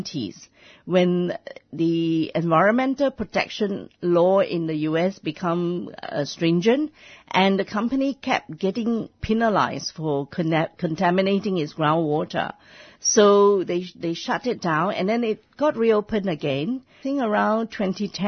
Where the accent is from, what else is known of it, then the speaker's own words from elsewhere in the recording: near Kuantan, Pahang, Malaysia; now in Australia; near the port of Kuantan, just near my hometown